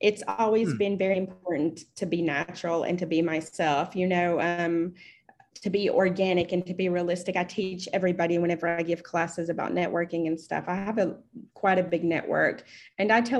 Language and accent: English; East Tennessee, United States; moved away as an adult; also born or lived in Chicago, Illinois; now in Saudi Arabia; I am an American. I am originally from East Tennessee